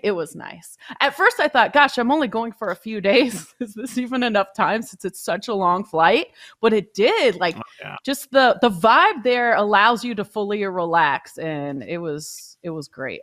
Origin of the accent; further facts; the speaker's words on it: West Coast, United States; moved away; growing up on the West Coast